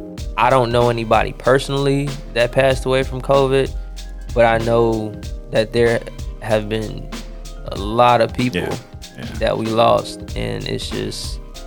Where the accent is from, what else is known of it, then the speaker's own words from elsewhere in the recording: Hinesville, Georgia, United States; moved away as an adult; also born or lived in Fort Stewart, Georgia; now in Charleston, United States; I am an artist from Georgia. I was born in Fort Stewart, raised in Hinesville, 31313, 912. Shout out 912. Been here and moved to Charleston to the 843 for school.